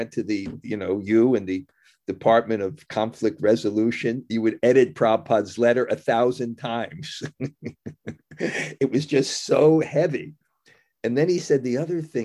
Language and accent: English; United States; I'm American